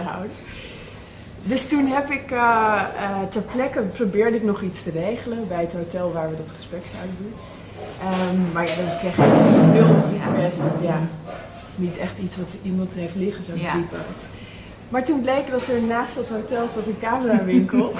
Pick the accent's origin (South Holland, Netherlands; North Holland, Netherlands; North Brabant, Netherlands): North Holland, Netherlands; West Friesland; de mentaliteit in West-Friesland, waar ik ben opgegroeid